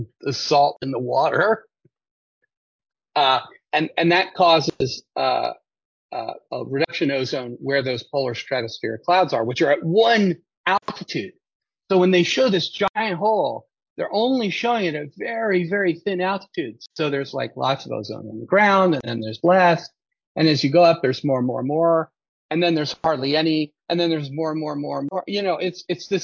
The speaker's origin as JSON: {"language": "English", "country": "United States", "said": "I'm an American"}